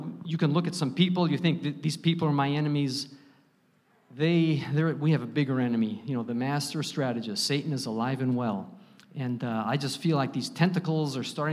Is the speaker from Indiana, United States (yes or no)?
yes; Chicago area, Northwest Indiana, United States; I grew up in the Chicago area in Northwest Indiana